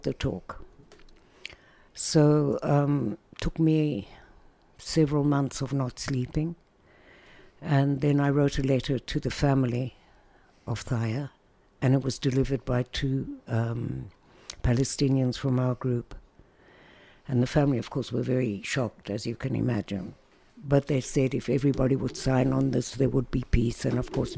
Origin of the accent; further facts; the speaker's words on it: South Africa; moved away as an adult; now in Israel; we went back to South Africa, where I come from, obviously. Can't miss my accent, although the Americans think I'm British.